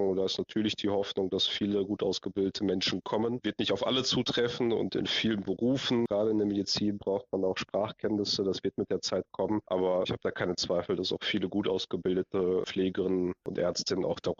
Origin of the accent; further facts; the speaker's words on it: Ukraine; Jetzt komme ich aus der Ukraine, ähm, bin zur Hälfte Hälfte habe ich eben jüdische Wurzeln, ein Viertel russisch, ein Viertel ukrainisch.